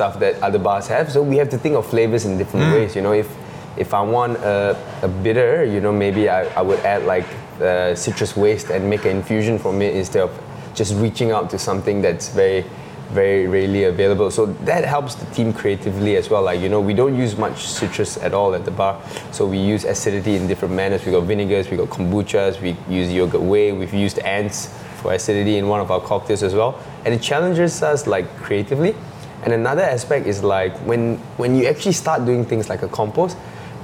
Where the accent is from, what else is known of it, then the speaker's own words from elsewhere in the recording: Singapore; growing up in Singapore